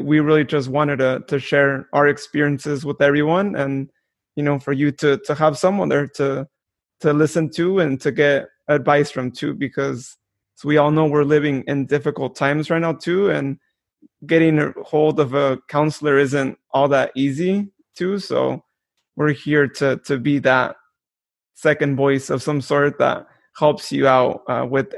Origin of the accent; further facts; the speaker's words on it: Modesto, California, United States; born and raised in Modesto